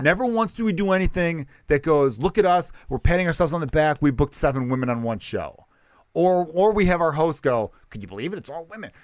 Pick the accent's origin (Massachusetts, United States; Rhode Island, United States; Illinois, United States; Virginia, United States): Illinois, United States; Chicago; growing up in Chicago